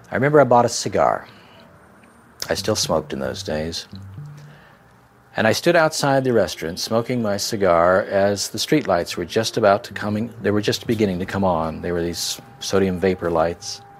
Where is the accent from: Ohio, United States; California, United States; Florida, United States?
Ohio, United States; moved away; this could be any Midwestern community like I grew up in in Ohio.